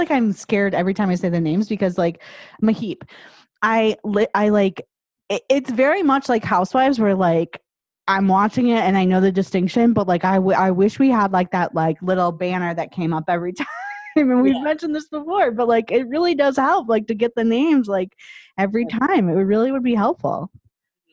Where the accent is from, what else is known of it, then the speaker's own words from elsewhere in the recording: United States; as an American viewer